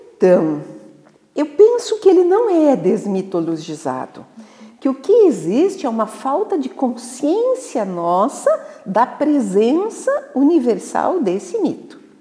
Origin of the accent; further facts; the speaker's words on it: Videira, Santa Catarina, Brazil; eu sou nascida em Santa Catarina, né? Eu venho de uma cidadezinha chamada Videira, que é o, a capital da uva e do vinho